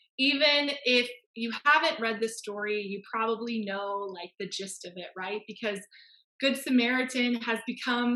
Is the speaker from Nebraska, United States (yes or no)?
no; Fresno, California, United States; moved away as an adult; now in Ontario, Canada; I am from Fresno. I just moved to Ontario, Canada just over a year ago